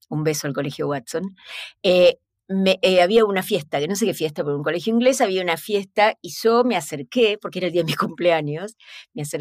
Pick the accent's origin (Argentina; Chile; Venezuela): Argentina; Hola, ¿qué tal? Yo soy de Argentina.